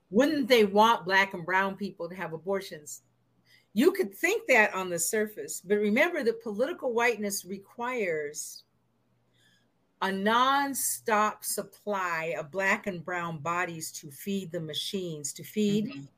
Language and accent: English; the Northwest, Pacific Northwest, United States; I'm from the Northwest, so my parents' marriage wasn't illegal